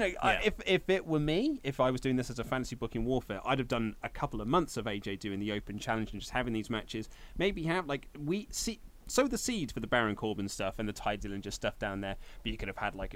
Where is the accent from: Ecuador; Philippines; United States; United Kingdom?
United Kingdom; we are British